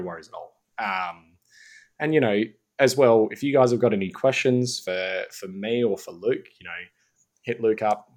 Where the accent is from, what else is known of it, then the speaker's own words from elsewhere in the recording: Mount Gambier, South Australia, Australia; moved away; I was from Mount Gambier.